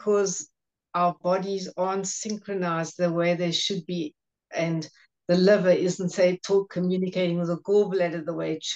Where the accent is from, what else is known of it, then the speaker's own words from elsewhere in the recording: Johannesburg, Gauteng, South Africa; I'm from Johannesburg in South Africa